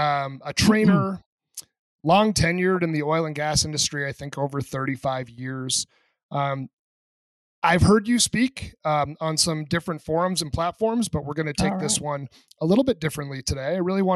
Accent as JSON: {"language": "English", "region": "New Hampshire", "country": "United States", "said": "I'm from New Hampshire, so we're basically neighbors."}